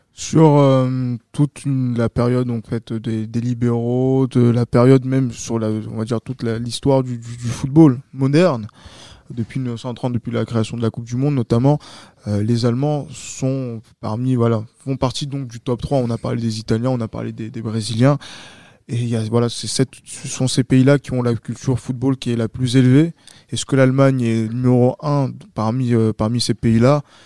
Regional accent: France; en tant que Français

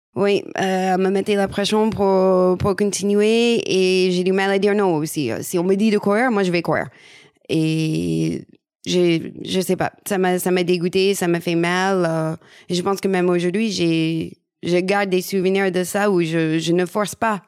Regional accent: United States; French is a second language; moved away as an adult; also born or lived in Paris region, France; now in France; je suis américaine

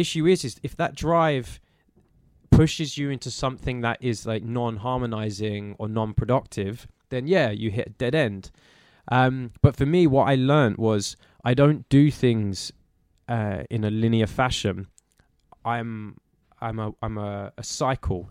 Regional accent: London, United Kingdom; growing up in Walthamstow

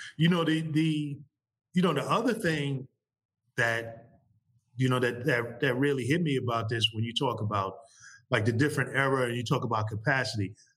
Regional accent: New York City, New York, United States; I grew up playing ball uh, growing up in New York City

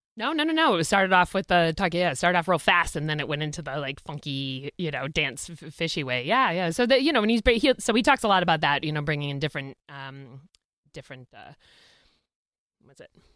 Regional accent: Boston, Massachusetts, United States; we're from Boston

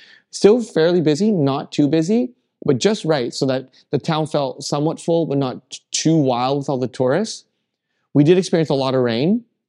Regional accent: Rocky Mountains, United States; born there; I was born in the Rockies, pretty much, and you fell in love with the Rockies and moved there. So it just brought back a tiny piece of home

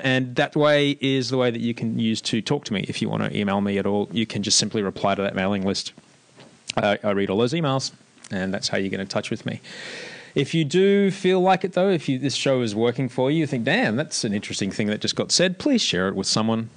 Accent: Australia; moved away as an adult; now in Amsterdam, Netherlands; growing up in Australia

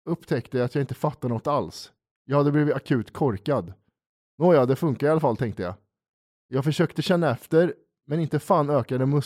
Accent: Åland, Finland; när jag växte upp på Åland så brukar jag och mina kompisar dricka Coca-Cola och käka muskotnötter så vi blir roliga i huvudet.

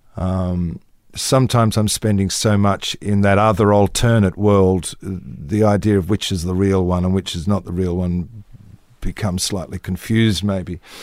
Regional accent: Australia; moved away as an adult; in this little country town

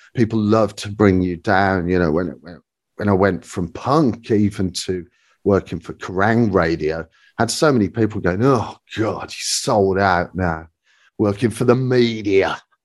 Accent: Birmingham, West Midlands, United Kingdom; growing up in Birmingham at The Mermaid

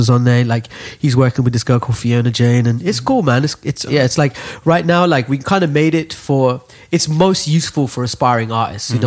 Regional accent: Dubai, United Arab Emirates; moved away; we grew up in Dubai

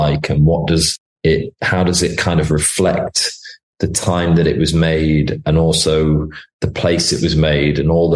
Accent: United Kingdom; there's not many things that make me love being British

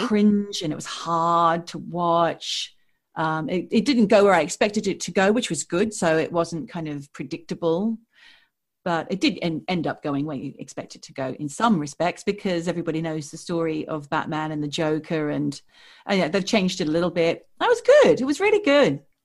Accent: Australia; moved away as an adult; now in London, United Kingdom; we are Australian expats. We now live, I live in London

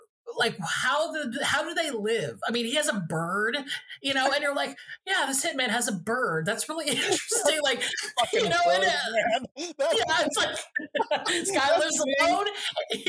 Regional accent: Georgia, United States; moved away; I'm from Georgia originally

